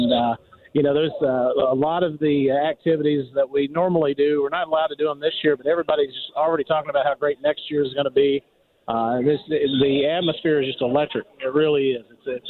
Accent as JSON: {"language": "English", "region": "Kentucky", "country": "United States", "tie": "born or raised there", "said": "growing up, I grew up in Kentucky"}